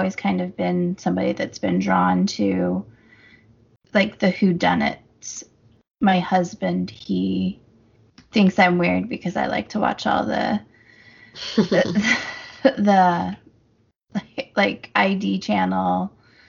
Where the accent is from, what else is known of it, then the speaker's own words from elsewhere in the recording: Casper, Wyoming, United States; our hometown, or my hometown